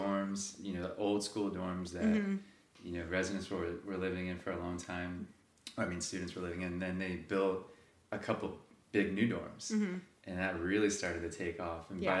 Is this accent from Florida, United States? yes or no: yes; Seminole, Florida, United States; also born or lived in Largo, Florida / St. Petersburg, Florida; I grew up in Seminole and went through all the Seminole schools. I graduated from Seminole High School in 2004.